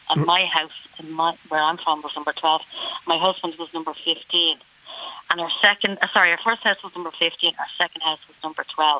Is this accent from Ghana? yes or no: no; Dublin, Leinster, Ireland; moved away as an adult; also born or lived in Clondalkin / Lucan / Camolin, Wexford; now in Kilkenny, Ireland; I'm from Green Hills originally. So that's right. Where I was brought up, and then I got married when I was 22. Bought a house in Clonmacin.